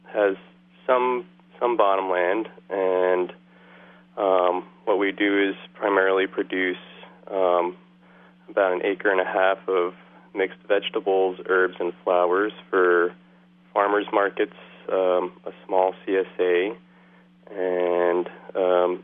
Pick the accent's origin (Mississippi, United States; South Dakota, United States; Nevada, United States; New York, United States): New York, United States; New York City; moved away as an adult; also born or lived in Long Island, New York; now in Dresden, Maine, United States; I grew up in Queens, not far from LaGuardia Airport